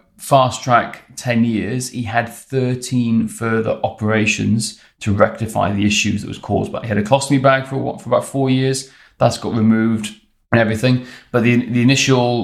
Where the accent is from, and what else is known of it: Wales, United Kingdom